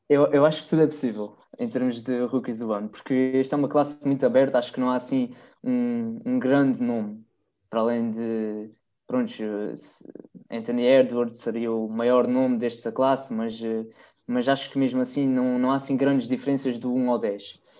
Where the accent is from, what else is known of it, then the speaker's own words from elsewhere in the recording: Terceira Island, Azores, Portugal; eu sou da, da Ilha Terceira, dos Açores, e nós cá temos uma base aérea americana